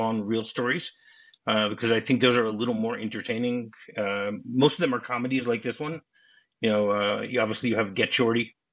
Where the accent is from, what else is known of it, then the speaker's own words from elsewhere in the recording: Detroit, Michigan, United States; I'm from Detroit, you know, Michigan. And I was a junior in high school